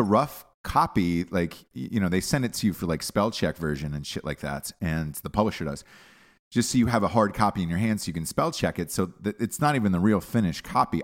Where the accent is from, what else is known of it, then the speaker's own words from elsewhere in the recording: United States; I'm an American.